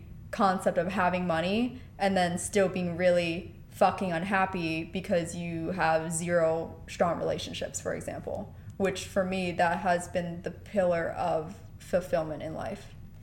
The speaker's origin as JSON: {"language": "English", "region": "Pennsylvania", "country": "United States", "moved": "yes", "lives_now": "California, United States", "said": "I came from Pennsylvania to California, have been establishing my life out here by myself."}